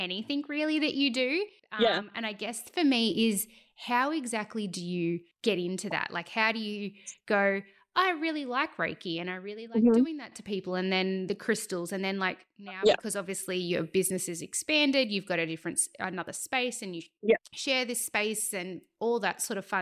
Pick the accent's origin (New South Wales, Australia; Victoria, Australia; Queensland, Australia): New South Wales, Australia; Cobar; my hometown of Cobar